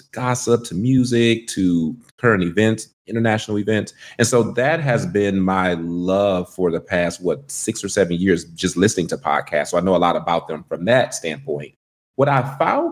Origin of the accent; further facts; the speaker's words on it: Detroit, Michigan, United States; accent: country twang; now in Washington, D.C., United States; I'm from Detroit, Michigan